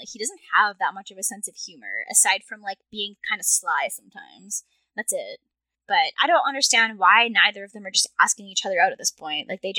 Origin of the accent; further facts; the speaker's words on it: Victoria, British Columbia, Canada; moved away as an adult; So I've only been here for like 5 months. So I don't know if I could really give a good judge on that. But so I'm from Victoria in Canada, which is I would call it like the Portland of Canada almost. It's near Vancouver, so it's on the west coast